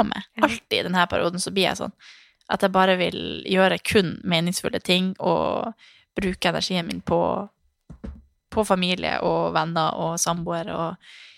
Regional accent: Harstad, Troms, Norway; moved away; also born or lived in Svalbard; jeg er født og oppvokst i Harstad og Svalbard, som er mørke plasser

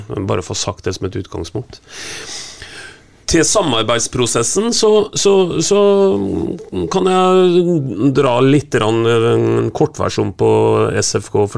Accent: Borgen, Østfold, Norway; jeg kommer jo fra Borgar

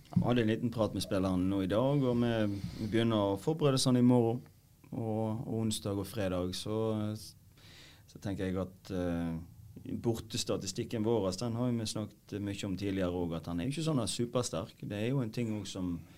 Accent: Øygarden, Vestland, Norway; Jeg er fra Øygarden. Gamle Øygarden

